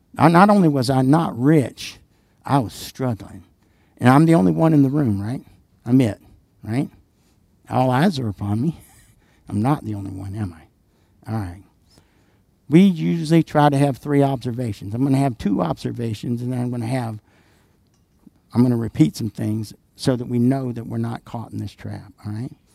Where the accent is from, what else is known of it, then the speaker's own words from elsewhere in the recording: the South, United States; I'm from the South